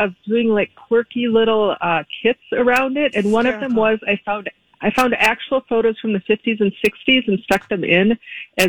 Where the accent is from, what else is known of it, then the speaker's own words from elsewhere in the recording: Paynesville, Minnesota, United States; I grew up in Painesville, Minnesota. That's where I went to high school. Lived there from second grade until I graduated